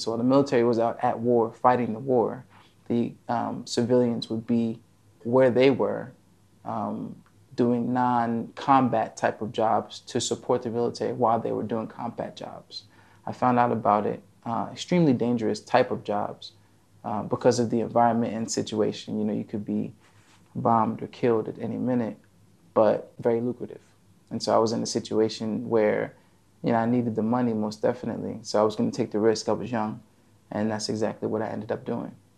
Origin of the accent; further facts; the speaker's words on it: New Jersey, United States; moved away as an adult; now in Abu Dhabi, United Arab Emirates; originally, I'm from New Jersey